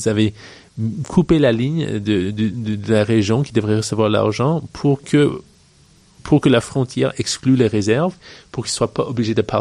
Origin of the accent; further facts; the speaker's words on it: British Columbia, Canada; also born or lived in Virginia, United States; je suis né euh, en Colombie-Britannique. Ma mère est américaine, mon père est québécois, mais de la Gaspésie. Et j'ai grandi entre le Canada et les États-Unis.